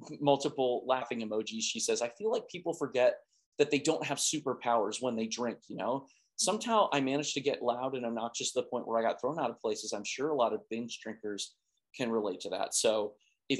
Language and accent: English; United States; as an American of my age